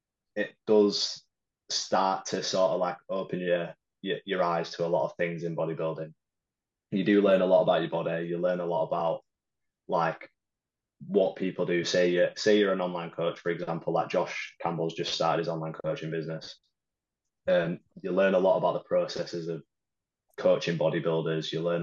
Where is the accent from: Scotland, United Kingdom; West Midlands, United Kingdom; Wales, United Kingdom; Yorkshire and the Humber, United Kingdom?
Yorkshire and the Humber, United Kingdom; Huddersfield; Yeah, Huddersfield.